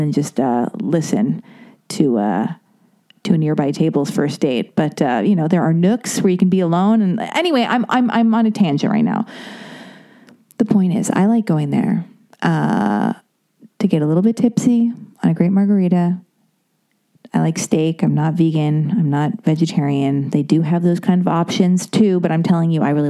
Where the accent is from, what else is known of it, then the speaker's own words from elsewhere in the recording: Los Angeles, California, United States; I was born and raised in Los Angeles